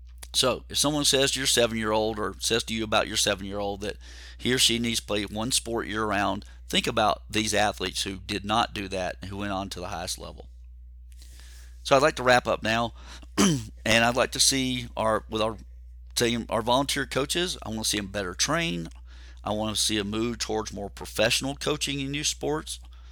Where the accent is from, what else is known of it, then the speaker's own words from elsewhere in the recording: Georgia, United States; I grew up near Atlanta. I was a Falcons fan for a long, long time, big Braves fan.